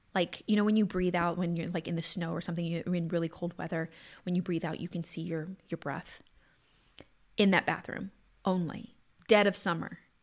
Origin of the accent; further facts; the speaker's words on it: Southwest Louisiana, United States; moved away; also born or lived in Texas / California; was born in Southwest Louisiana